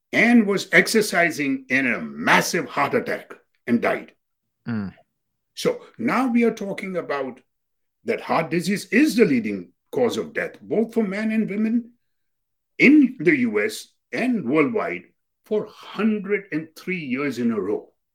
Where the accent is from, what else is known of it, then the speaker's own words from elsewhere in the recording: India; now in United States; we South Asians Indians